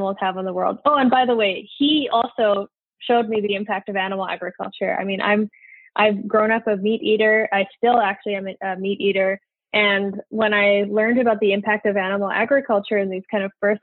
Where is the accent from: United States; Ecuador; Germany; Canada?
Canada; Edmonton, Alberta; I grew up in Edmonton, Alberta, Canada